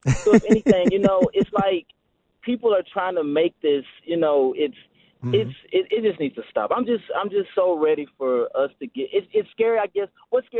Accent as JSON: {"language": "English", "town": "Nashville", "region": "Tennessee", "country": "United States", "said": "Me being a black American in the world, in the United States, you know, I'm from Tennessee. I'm from Nashville."}